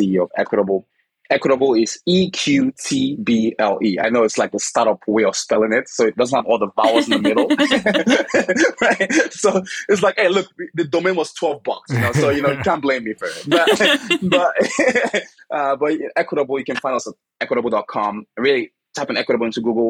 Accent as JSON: {"language": "English", "country": "Nigeria", "moved": "yes", "said": "I'm originally from Nigeria"}